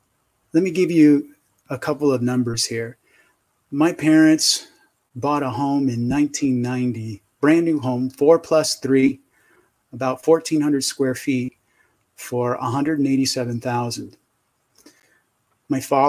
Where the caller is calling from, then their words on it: San Diego, California, United States; San Diego.